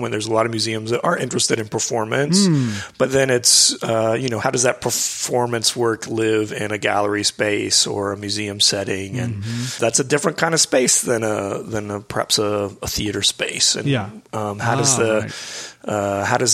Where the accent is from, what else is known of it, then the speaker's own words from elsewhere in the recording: Houston, Texas, United States; moved away as an adult; also born or lived in Midwest / London / Austin; I grew up in Houston